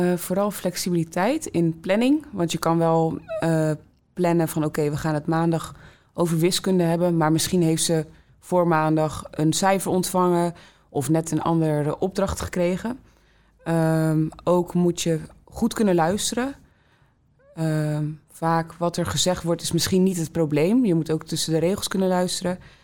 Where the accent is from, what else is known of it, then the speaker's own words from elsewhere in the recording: Rotterdam, South Holland, Netherlands; ik ben geboren en getogen in Rotterdam Zuid